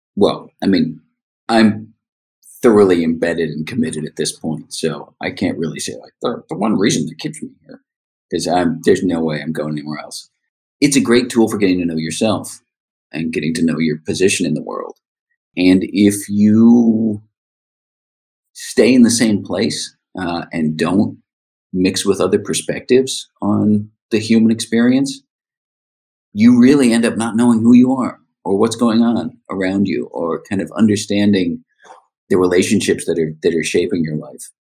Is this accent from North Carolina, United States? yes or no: no; Rhode Island, United States; also born or lived in San Francisco Bay Area, United States; now in Seattle, United States; growing up in Rhode Island.